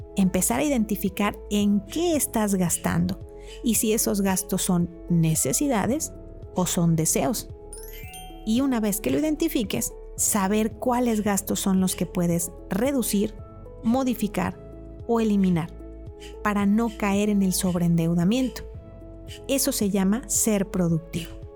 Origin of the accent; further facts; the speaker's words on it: Mexico; como mexicanos